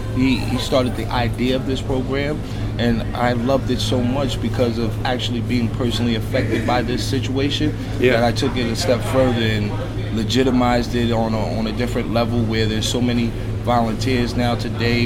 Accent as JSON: {"language": "English", "town": "New York City", "region": "New York", "country": "United States", "tie": "born or raised there", "said": "this is where I was raised at in Harlem"}